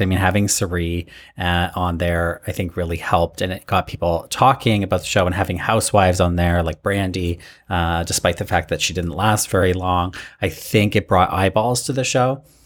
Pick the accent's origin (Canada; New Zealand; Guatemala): Canada; Toronto, Ontario; also born or lived in Alberta; I'm Canadian